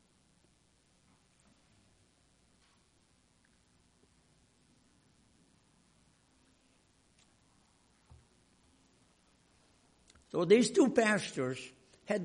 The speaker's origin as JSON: {"language": "English", "country": "Hungary", "moved": "yes", "said": "I came from Hungary, where we were under Russian occupation after World War II"}